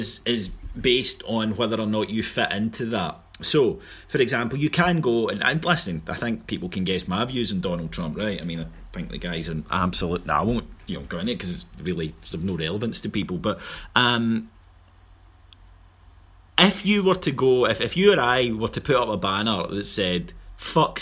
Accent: Scotland, United Kingdom; in Scotland we have a sneering middle class who look down on working class people

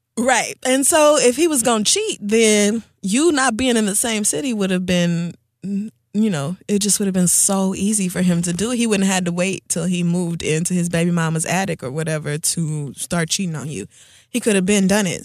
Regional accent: Oklahoma, United States; I grew up in Oklahoma

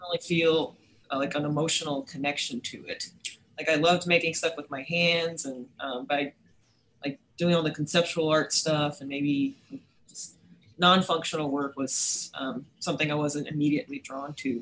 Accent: New York City, New York, United States; moved away as an adult; also born or lived in Westchester County, New York / San Diego, California; now in Starkville, United States; I'm originally from New York City

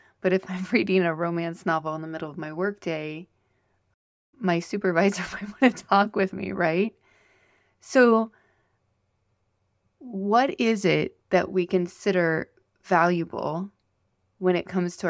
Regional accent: Iowa, United States; I was raised in Iowa, and Iowans are known for their strong work ethic. We're hard workers.

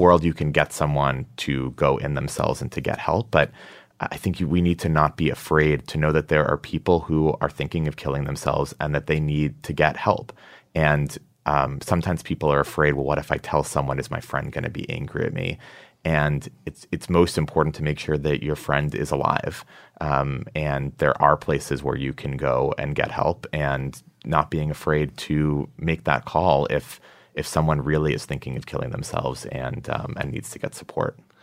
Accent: Massachusetts, United States; now in New York, United States; I'm from Massachusetts

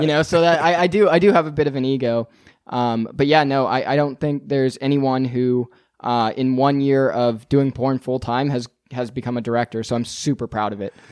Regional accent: Northern California, United States; moved away as an adult; also born or lived in Las Vegas; now in Los Angeles, United States; I'm from Northern California

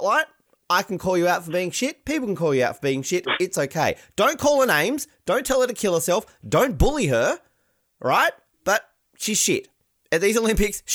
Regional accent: Australia; I'm Australian

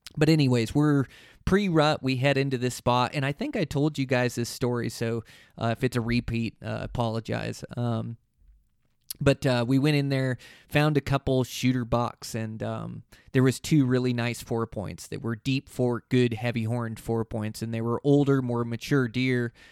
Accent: Montana, United States; my home state here in Montana

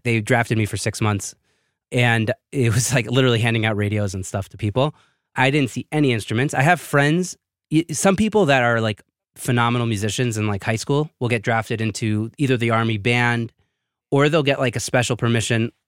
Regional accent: New York City, New York, United States; moved away as an adult; also born or lived in Israel; now in Jerusalem, Israel; I was born and raised in Brooklyn, New York

